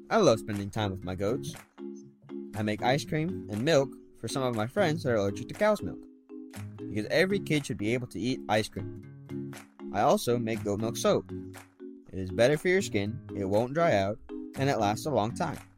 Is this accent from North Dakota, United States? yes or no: no; Osteen, Florida, United States; I grew up here in the Florida woods. I like to hunt and fish on our land in Osteen, Florida.